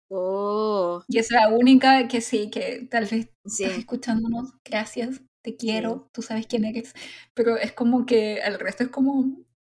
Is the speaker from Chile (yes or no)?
yes; Chile